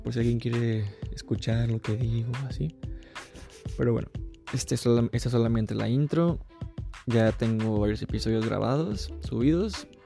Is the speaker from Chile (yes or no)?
no; Colima, Mexico; now in United States; Soy de Colima, tengo 19 años